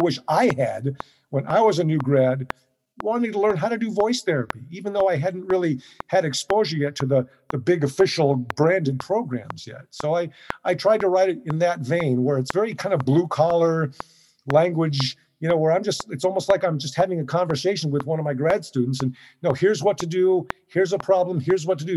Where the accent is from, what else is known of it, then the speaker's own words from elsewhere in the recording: Southern California, United States; I'm born and raised in Southern California.